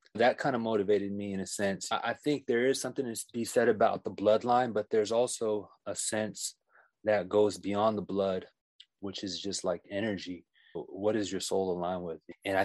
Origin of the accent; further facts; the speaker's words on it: Philippines; as much as the Filipino people are hospitable and friendly, it's just not them. I'm pretty sure if you go to villages in Africa, they're the same way. If you go to villages in Mexico. So I don't think it's unique to our culture.